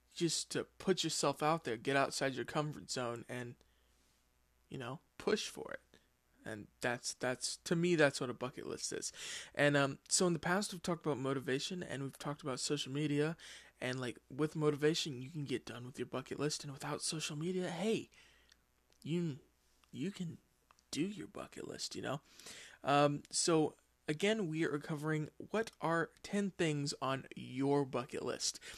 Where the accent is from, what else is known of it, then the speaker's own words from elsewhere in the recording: United States; I'm from the United States